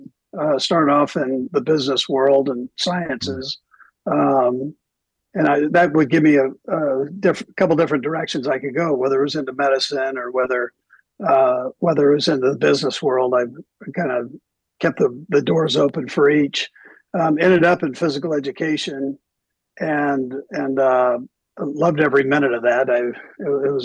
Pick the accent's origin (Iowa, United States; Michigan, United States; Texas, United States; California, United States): California, United States; Los Angeles; moved away; also born or lived in Provo, Utah; growing up in Los Angeles.